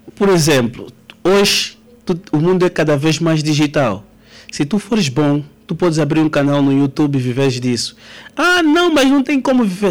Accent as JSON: {"language": "Portuguese", "country": "Angola"}